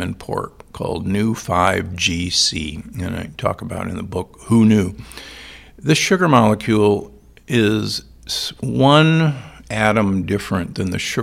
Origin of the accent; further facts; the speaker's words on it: United States; also born or lived in Omaha, Nebraska / Milwaukee, Wisconsin; I grew up in Omaha and Milwaukee